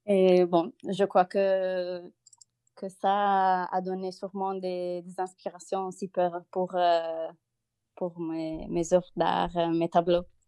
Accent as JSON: {"language": "French", "country": "Italy", "second_language": "French", "moved": "as an adult", "lives_now": "Lille, France", "said": "je suis une Italienne expatriée en France, à Lille."}